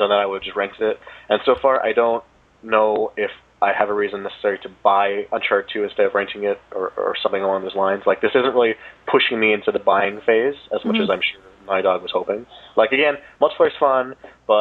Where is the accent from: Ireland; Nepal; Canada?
Canada; I'm Canadian.